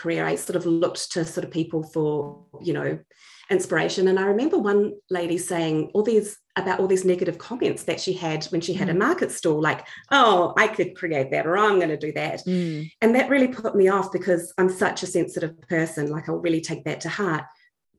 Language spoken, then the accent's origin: English; New Zealand; my hometown in New Zealand